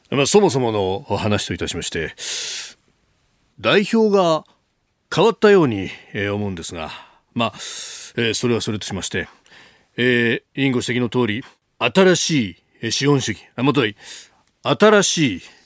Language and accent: Japanese; Chiba, Japan; 私の出身の千葉